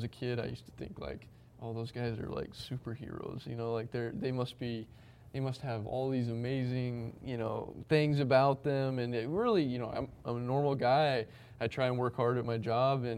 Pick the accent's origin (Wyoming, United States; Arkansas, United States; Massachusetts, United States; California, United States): Wyoming, United States; moved away as an adult; now in New York, United States; growing up in Wyoming